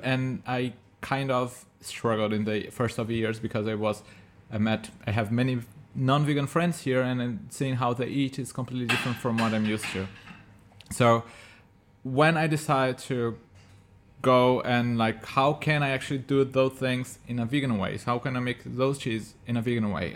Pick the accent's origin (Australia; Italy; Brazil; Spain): Brazil; moved away; I'm from Brazil, we have cashew there